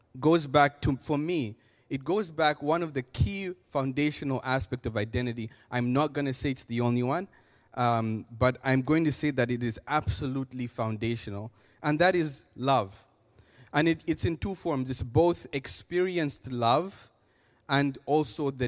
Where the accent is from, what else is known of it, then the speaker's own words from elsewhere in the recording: Zambia; moved away; I come from Zambia, Africa